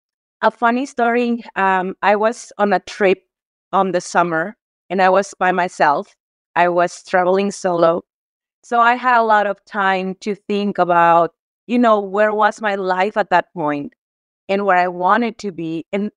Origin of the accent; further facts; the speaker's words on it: Mexico; I am from Mexico. I am a 41-year-old woman, single mom